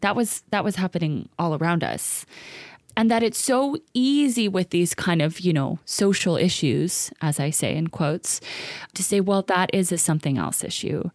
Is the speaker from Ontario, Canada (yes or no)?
no; Vancouver, British Columbia, Canada; also born or lived in East Los Angeles, United States; in East Van, and especially in my kinda home neighborhood, which is Commercial Drive, and especially kind of in the nineties and early two thousands when I was growing up